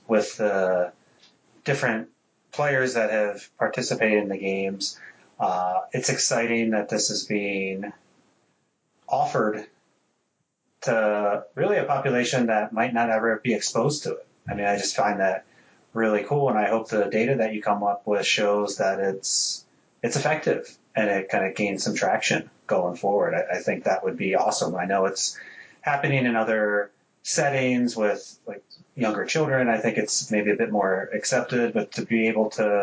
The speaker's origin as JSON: {"language": "English", "region": "New Jersey", "country": "United States", "tie": "born or raised there", "moved": "yes", "said": "I grew up near that area, so I definitely try to get back to – I'm from South Jersey"}